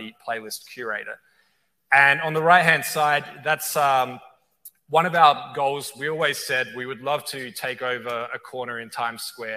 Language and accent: English; Adelaide, South Australia, Australia; moved away as an adult; now in California, United States; playing local bars and venues in my hometown in Adelaide, Australia